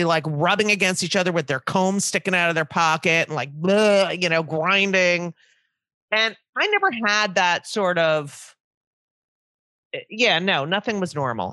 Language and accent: English; New Jersey, United States; I grew up in New Jersey